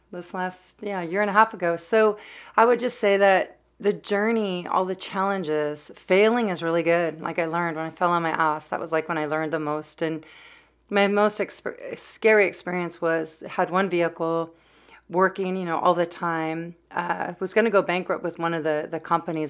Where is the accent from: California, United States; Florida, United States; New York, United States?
California, United States; now in Oregon, United States; I'm a Californian, uh, now in Oregon